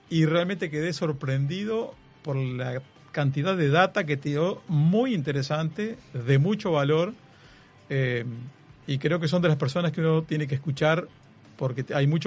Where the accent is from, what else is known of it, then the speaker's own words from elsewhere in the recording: Polanco, Lavalleja, Uruguay; De, la Valleja. De la Valleja. De Polanco de la Valleja. Y este, después me tocó sufrir el cemento y metido en ingeniería de sistemas